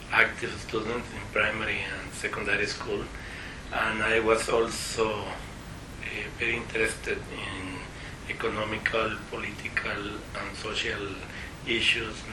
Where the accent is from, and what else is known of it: Costa Rica; first language Spanish; English is a second language